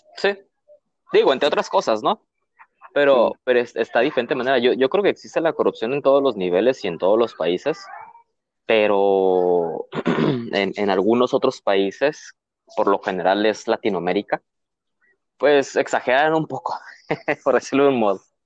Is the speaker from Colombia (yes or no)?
no; Mexico